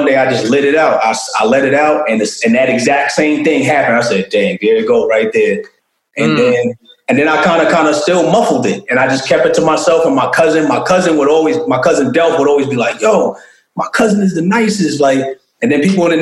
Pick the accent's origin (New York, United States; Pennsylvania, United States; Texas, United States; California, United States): New York, United States; Hempstead; I'm originally from Hempstead, Long Island